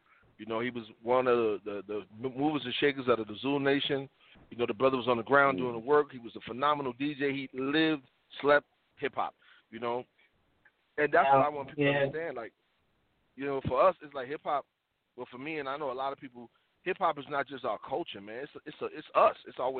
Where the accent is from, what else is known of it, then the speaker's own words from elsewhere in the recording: New York City, New York, United States; I'm from the South Bronx